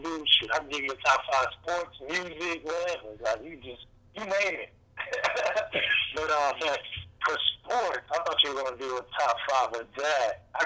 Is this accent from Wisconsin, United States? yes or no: no; Miami, Florida, United States; Born and raised in Miami, Florida.